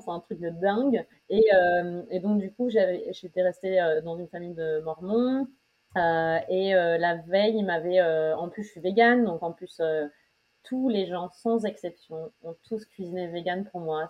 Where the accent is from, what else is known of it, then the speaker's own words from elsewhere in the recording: Amiens, Hauts-de-France, France; also born or lived in Paris, France; now in New York, United States; je suis d'Amiens en Picardie en France